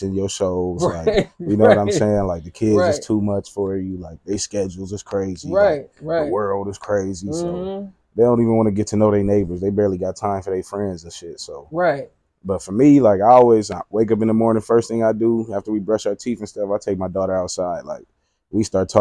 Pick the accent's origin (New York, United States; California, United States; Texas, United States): California, United States; Long Beach; I grew up in Long Beach, a couple blocks away from where Snoop Dogg grew up